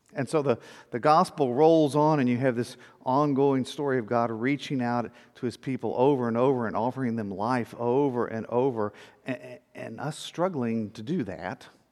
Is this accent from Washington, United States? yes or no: no; South Texas, United States; growing up in South Texas